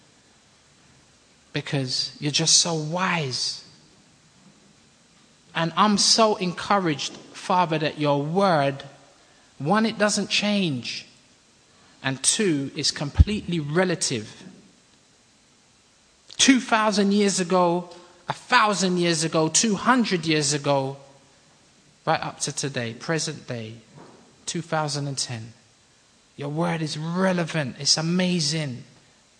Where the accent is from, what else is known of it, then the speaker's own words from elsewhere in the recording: London, United Kingdom; We come from London